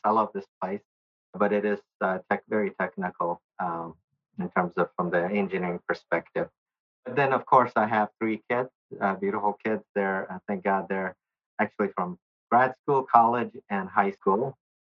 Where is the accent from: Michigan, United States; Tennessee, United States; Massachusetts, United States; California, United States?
Tennessee, United States; Nashville; also born or lived in Bangladesh; I grew up in Nashville all but one year of my life. We moved here in 1970. I was a baby.